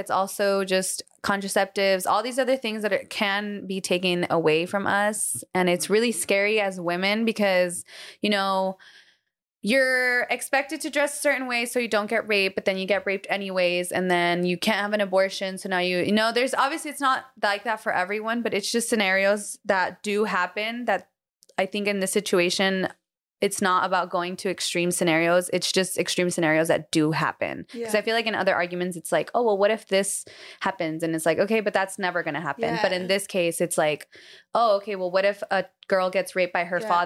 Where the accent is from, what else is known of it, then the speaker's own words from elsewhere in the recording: United States; as American citizens